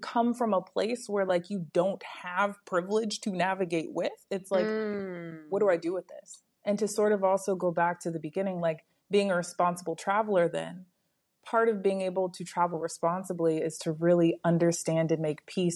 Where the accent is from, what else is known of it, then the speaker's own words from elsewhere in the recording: the South, United States; I was born in the U.S.